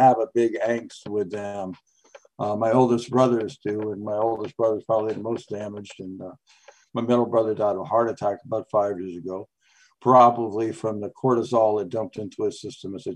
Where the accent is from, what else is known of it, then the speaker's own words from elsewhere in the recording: Connecticut, United States; I was raised in Connecticut